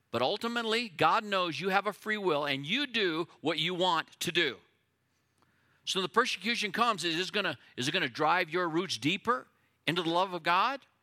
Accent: United States; as an American who loves my country

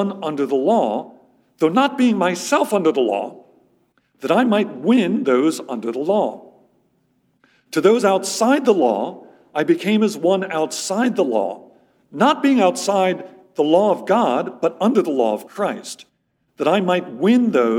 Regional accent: Philadelphia, Pennsylvania, United States; moved away as an adult; also born or lived in Amherst, Massachusetts; now in Middle East; I'm actually originally from the Philadelphia area, grew up in the suburbs of Philadelphia

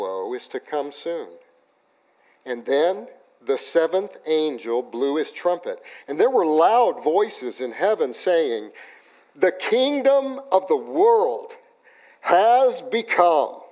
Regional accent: Los Alamos, New Mexico, United States; I grew up in Los Alamos, New Mexico

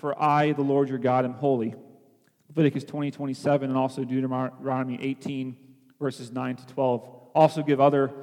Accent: Philippines; now in United States; growing up in the Philippines

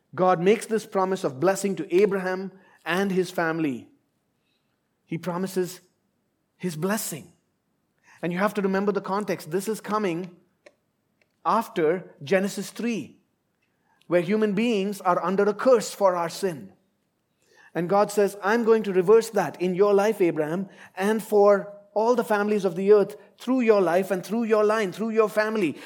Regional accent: India; moved away as an adult; now in Abu Dhabi, United Arab Emirates; I left India, my home country, fifteen years ago and I've lived in different places

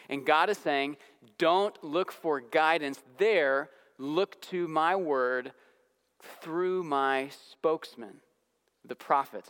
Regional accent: Santa Clarita, California, United States; moved away; I was visiting my hometown in suburban Los Angeles

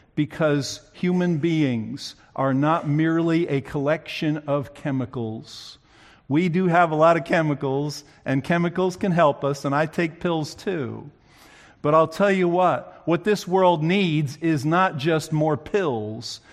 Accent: New Jersey, United States; moved away; I grew up in New Jersey, where people talk fast

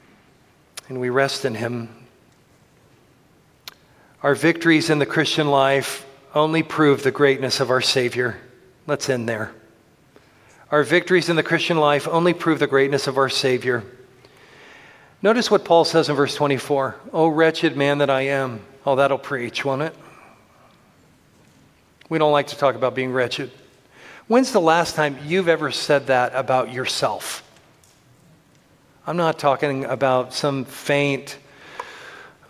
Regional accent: Tampa, Florida, United States; moved away; I grew up in Tampa Bay in the Gulf of Mexico.

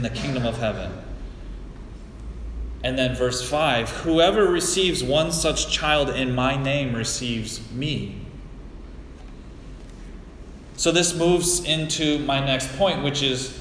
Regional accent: United States; As an American

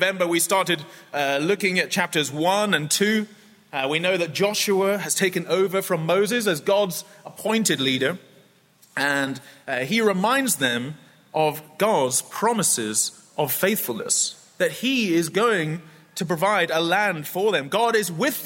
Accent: United Kingdom; also born or lived in Scotland; when I was growing up as a child. We lived in England, close to London, but I'm from Scotland

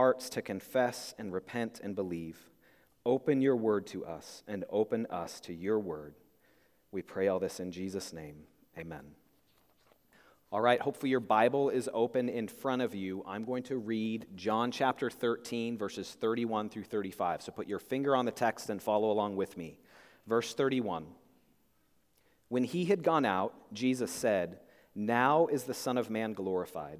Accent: Spokane, Washington, United States; in high school, I grew up in Spokane, Washington

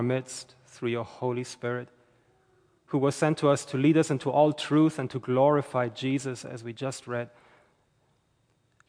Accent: Germany; also born or lived in St. Johns County, Florida; now in Florida, United States; I'm originally from Germany

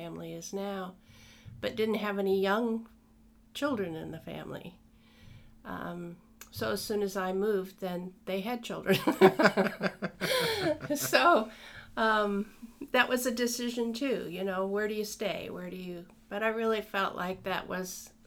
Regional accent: Illinois, United States; also born or lived in Denver, Colorado; now in Chatham County, North Carolina, United States; I was born in Illinois, and that was about as far east as I ever went. Maybe to Ohio. And then I moved to Denver, Colorado, and spent most of my life there.

